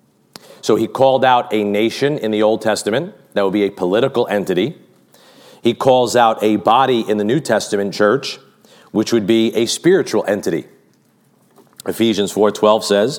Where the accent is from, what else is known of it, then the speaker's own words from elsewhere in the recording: United States; as an American